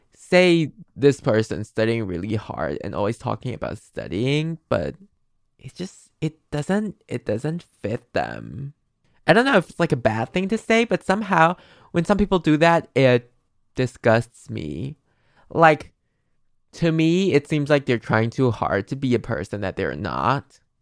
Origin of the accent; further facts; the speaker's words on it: Taiwan; English is a second language; I'm from Taiwan